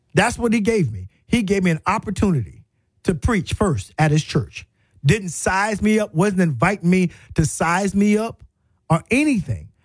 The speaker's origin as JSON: {"language": "English", "region": "South Carolina", "country": "United States", "also_born_or_lived": "Florida", "moved": "as an adult", "lives_now": "Tuscaloosa, United States", "said": "I was really from South Carolina"}